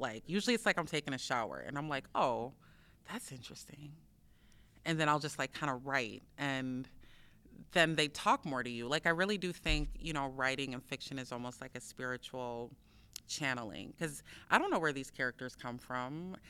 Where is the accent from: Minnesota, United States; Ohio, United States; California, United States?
Minnesota, United States; Minneapolis; I grew up in South Minneapolis, um, and Phillips, between Phillips and Potterhorn